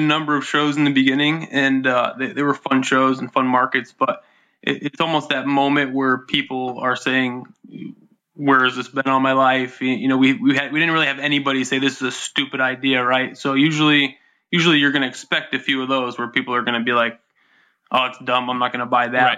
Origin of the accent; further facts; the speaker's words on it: upstate New York, United States; I grew up in upstate New York